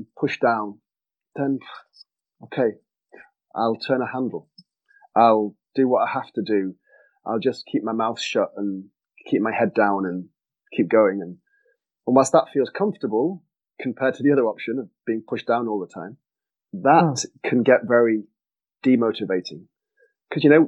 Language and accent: English; Manchester, North West England, United Kingdom; moved away; I'm English originally, as you can probably tell. Hail from Manchester